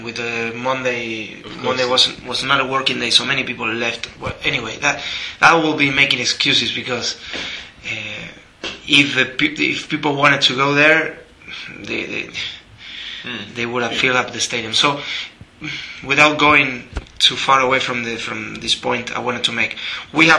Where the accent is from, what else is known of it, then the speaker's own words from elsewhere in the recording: Buenos Aires, Argentina; I'm from Buenos Aires